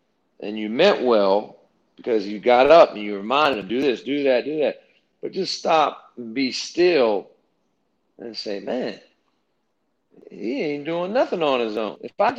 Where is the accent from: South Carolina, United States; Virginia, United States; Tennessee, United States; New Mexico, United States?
Virginia, United States; Hampton Roads; now in Florida, United States; I live in Florida now, but my roots are in Hampton Roads, Virginia.